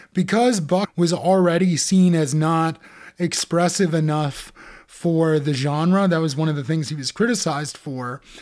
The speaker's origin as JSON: {"language": "English", "country": "United States", "said": "for Americans like us"}